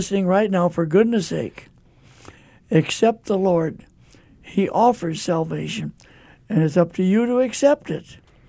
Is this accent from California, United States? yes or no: yes; California, United States; moved away as an adult; When I came from California 60 years ago, folks, I was a lot younger than I am now